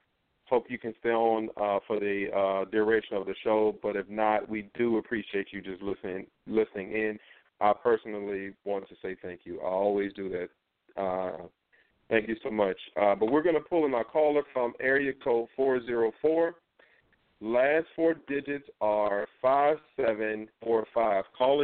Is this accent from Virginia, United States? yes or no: yes; Virginia, United States; now in Northern Virginia, United States; Whenever I see numbers from my hometown or from my current location, which is Northern Virginia, right outside of Washington, D.C.